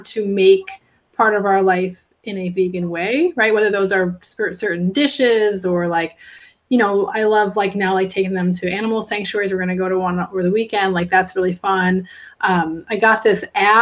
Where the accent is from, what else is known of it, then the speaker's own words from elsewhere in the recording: Chicago, Illinois, United States; I grew up in Chicago